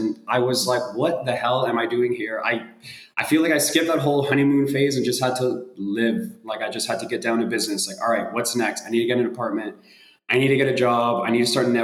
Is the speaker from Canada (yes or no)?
yes; Toronto, Ontario, Canada; moved away as an adult; now in Berlin, Germany; growing up in Toronto